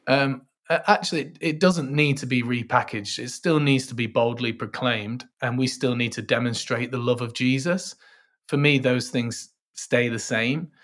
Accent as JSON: {"language": "English", "town": "Manchester", "region": "North West England", "country": "United Kingdom", "said": "I'm from Manchester, sunny Manchester, uh, although we mainly just have rain"}